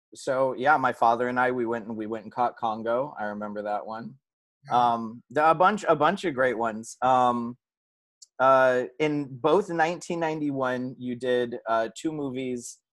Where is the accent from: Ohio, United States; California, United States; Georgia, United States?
California, United States; I'm from California, been California based my whole life